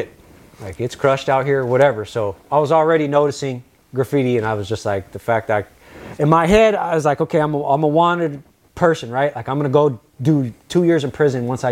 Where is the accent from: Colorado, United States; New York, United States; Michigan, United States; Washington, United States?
Washington, United States; Yelm; also born or lived in San Francisco; now in Los Angeles, United States; My brother in life, who I grew up with in Yelm